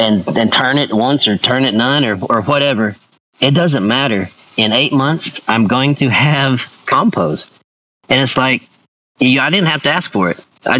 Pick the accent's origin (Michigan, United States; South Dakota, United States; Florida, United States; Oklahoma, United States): Oklahoma, United States; Tahlequah; I'm from Tahlequah